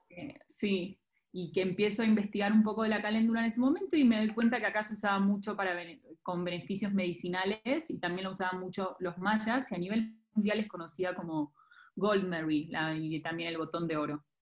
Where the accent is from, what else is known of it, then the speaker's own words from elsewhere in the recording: Argentina; moved away as an adult; also born or lived in Buenos Aires; now in Mexico; Yo soy de Argentina